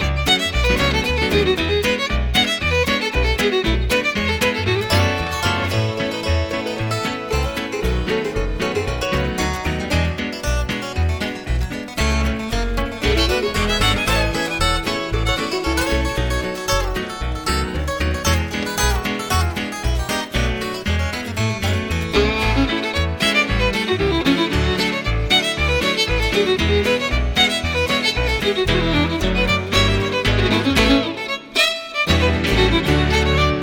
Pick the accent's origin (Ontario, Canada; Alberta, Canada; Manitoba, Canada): Alberta, Canada; Edmonton; also born or lived in Morinville, Alberta; I was, I was born and raised in Edmonton till the age of 15.